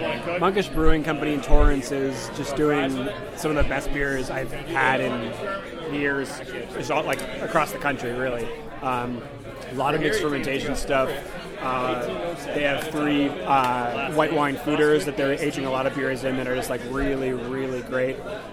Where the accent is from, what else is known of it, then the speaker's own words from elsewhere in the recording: Whitby, Ontario, Canada; moved away as an adult; also born or lived in Toronto; now in Los Angeles, United States; Born and raised in Whitby, Ontario, went to Ryerson University, that's when I moved to Toronto.